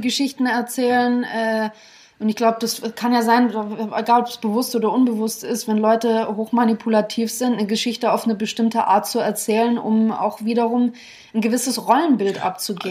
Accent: Germany

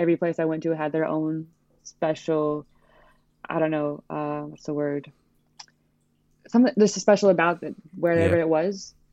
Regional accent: United States; moved away as an adult; being an American

